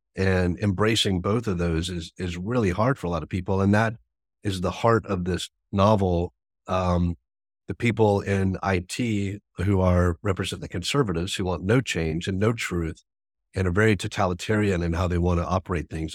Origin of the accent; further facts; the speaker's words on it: American South, United States; I grew up in the American South